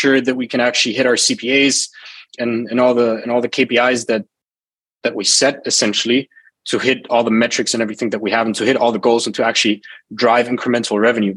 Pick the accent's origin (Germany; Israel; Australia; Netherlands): Germany; moved away as an adult; also born or lived in United Arab Emirates; now in Bali, Indonesia; born and raised in Germany, 24 years old, and emigrated to the UAE, currently living in Bali